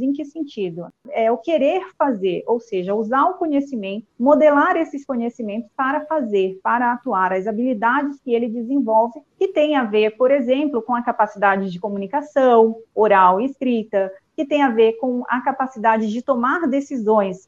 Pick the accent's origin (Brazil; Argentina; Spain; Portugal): Brazil; Parintins, Amazonas; moved away as an adult; also born or lived in Manaus / Santa Catarina / Chapecó; Eu nasci em Parintins, né, no interior do Amazonas, cursei a graduação em Manaus